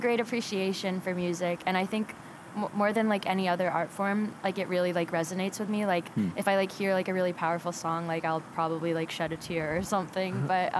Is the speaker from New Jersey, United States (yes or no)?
no; Tennessee, United States; now in California, United States; But, but yeah, no, I grew up in the South, like, got Southern roots, which is very weird to say. And I feel like, especially, like, on first glance, like, people don't take me as, like, somebody that's, like, a Tennessean.